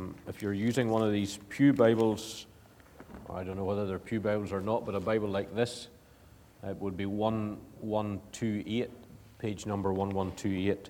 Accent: Ballymoney, Northern Ireland, United Kingdom; accent: Ulster; moved away as an adult; now in Edinburgh, United Kingdom; I come from Ballymoney, been living in Edinburgh now for 4.5 years or so, but I hope to hold on to the Ulster accent

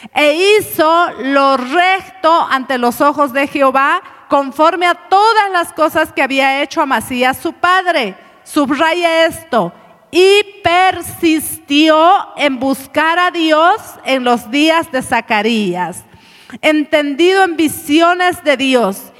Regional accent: Cochabamba, Bolivia; hemos comido un sustancioso platito en la mañana, delicioso como buenos cochabambinos

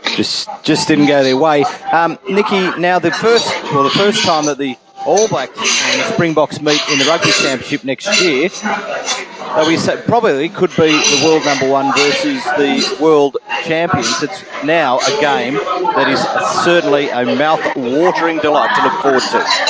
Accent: Australia; now in New Zealand; an Australian living in New Zealand

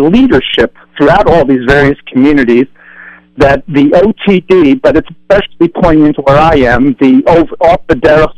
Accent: Lakewood, New Jersey, United States; I'm from Lakewood and grew up here.

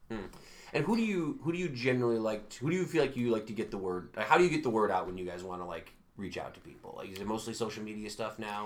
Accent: Utica, New York, United States; grew up in Utica

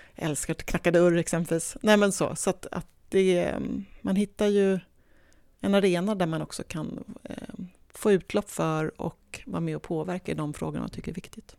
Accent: Nacka, Stockholm County, Sweden; also born or lived in Lidingö / Täby / Vallentuna / Bromma; now in Botkyrka, Sweden; Jag är en ganska ovanlig stockholmare. Eh, jag är uppväxt i Nacka

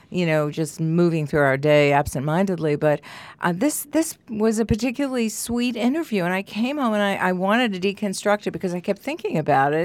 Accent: New York, United States; moved away as an adult; also born or lived in Amherst, Massachusetts; when I first moved here, I was from New York originally, and then I lived in Amherst, Mass

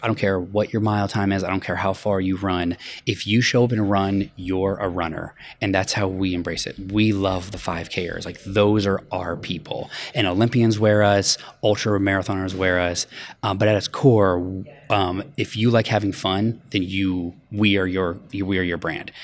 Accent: Denver, Colorado, United States; moved away as an adult; now in Los Angeles, United States; I grew up in Denver. I moved to L A eleven years ago.

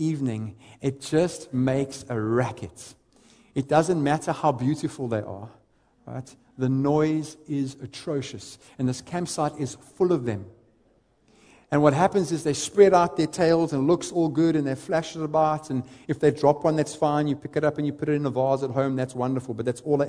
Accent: East London, Eastern Cape, South Africa; I grew up in the Eastern Cape, a little town, a little city called East London

